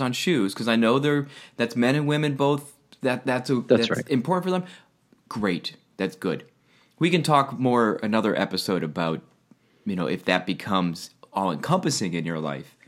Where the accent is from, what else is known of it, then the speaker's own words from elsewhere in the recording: Albany, United States; now in Rhode Island, United States; growing up in Albany